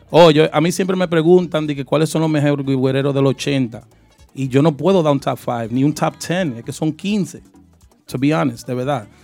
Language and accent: Spanish; New York, United States; also born or lived in Brooklyn; Yo en Brooklyn y nacido y criado en Queens.